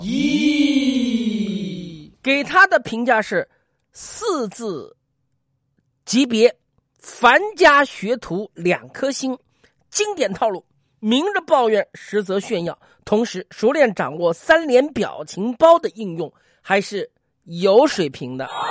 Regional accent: Nanjing, Jiangsu, China; 我们南京人

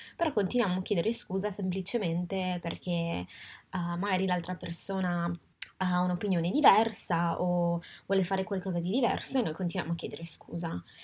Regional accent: Italy; moved away as an adult; now in Paris, France; sono nata e cresciuta in Italia ma oggi abito a Parigi

